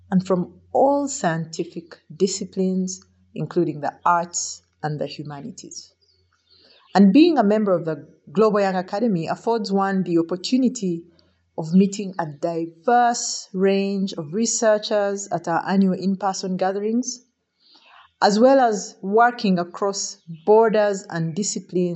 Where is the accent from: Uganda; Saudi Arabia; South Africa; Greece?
Uganda; I am from Uganda